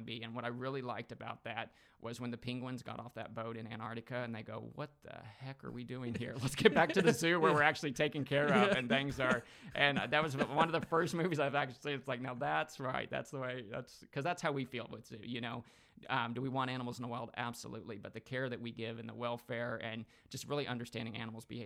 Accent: Missouri, United States; moved away; I'm from Missouri. I was born and raised out on a farm outside of Kansas City

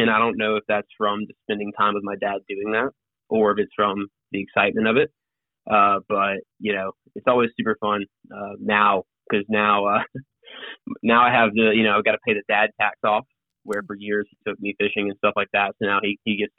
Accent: Piedmont, South Carolina, United States; also born or lived in San Antonio, Texas / Gwinnett, Georgia; that's where I consider myself from. Being from is the upstate. And I grew up in a town called Piedmont outside of Greenville.

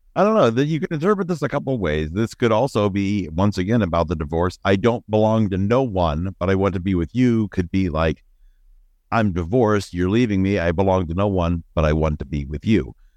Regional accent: Northeastern Ohio, United States; growing up in Northeastern Ohio

